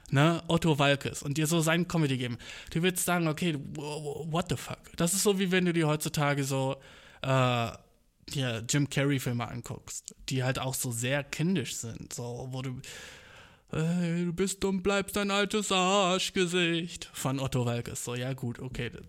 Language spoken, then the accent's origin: German; Turkey; ich kann's ja sagen, Humor, ich bin Türke, so, ja, ja.